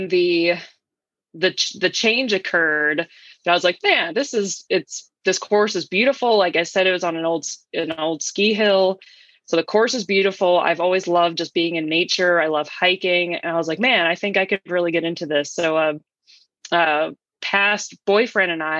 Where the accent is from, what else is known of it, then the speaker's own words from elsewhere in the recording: Philadelphia, Pennsylvania, United States; I'm from Philadelphia, Pennsylvania originally